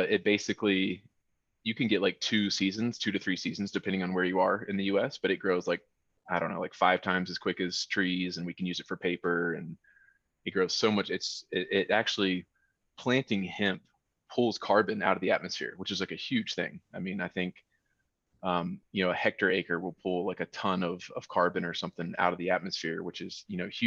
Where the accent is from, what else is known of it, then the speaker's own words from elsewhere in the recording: North Carolina, United States; now in Colorado, United States; I'm from North Carolina